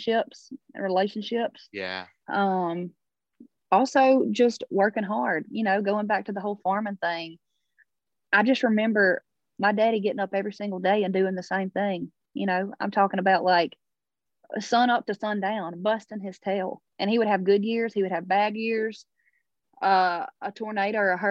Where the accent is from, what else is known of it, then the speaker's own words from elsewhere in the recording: Baskin, Louisiana, United States; moved away as an adult; now in Nashville, United States; We were headed home to Louisiana